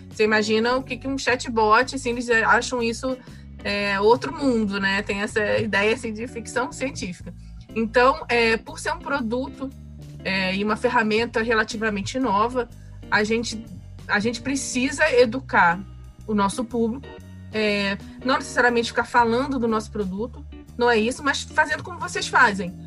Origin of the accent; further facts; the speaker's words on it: Rio de Janeiro, Brazil; eu sou do Rio, né? No Rio de Janeiro